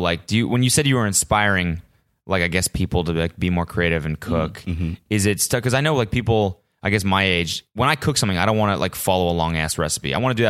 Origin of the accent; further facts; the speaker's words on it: Canada; moved away as an adult; also born or lived in North Carolina / San Francisco / Australia; now in Los Angeles, United States; I was raised in Canada, and then I went to school in North Carolina, went to university, and then moved to San Francisco, and then I traveled. I lived in Australia for a while, and then I moved to LA.